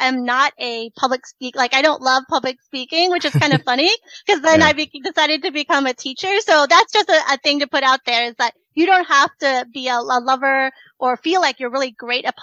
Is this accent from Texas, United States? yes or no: no; Silver Spring, Maryland, United States; also born or lived in Richmond, Virginia; I am originally from Silver Spring, Maryland